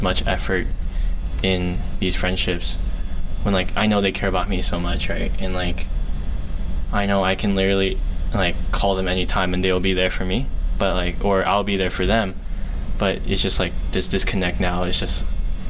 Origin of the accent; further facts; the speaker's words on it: Maryland, United States; moved away as an adult; when I moved away from Maryland, like those guys I've been knowing since like day one, since like almost when I was born